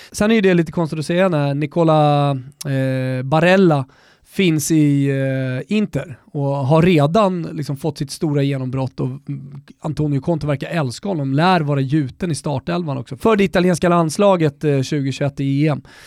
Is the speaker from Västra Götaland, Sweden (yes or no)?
no; Botkyrka, Stockholm County, Sweden; Jag är uppvuxen med honom i norra Botkyrka ner till Salem eh, i, i, under hela 90-talet